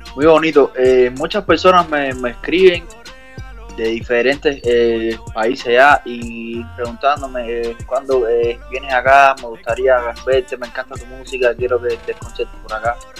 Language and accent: Spanish; Cuba; yo soy cubano